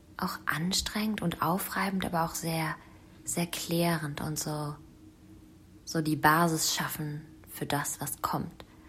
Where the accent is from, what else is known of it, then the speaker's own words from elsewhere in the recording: Germany; moved away; meine Heimat, die Rhön, meine Wurzeln